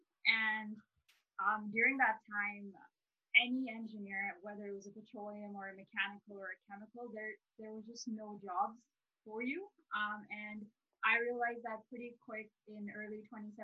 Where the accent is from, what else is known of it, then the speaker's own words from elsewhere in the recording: Dubai, United Arab Emirates; now in Edmonton, Canada; I'm originally from Dubai, and I thought, you know what, I get my petroleum engineering degree and I'm going to go back and work in Dubai.